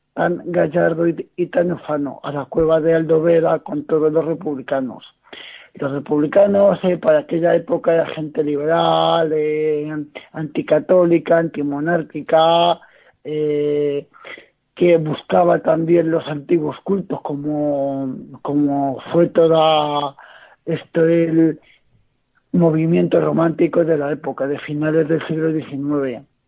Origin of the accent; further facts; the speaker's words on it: Noez, Castilla-La Mancha, Spain; yo soy de Noé, de un, de, un municipio de los Montes de, Toledo, y digamos que aquí en mi comarca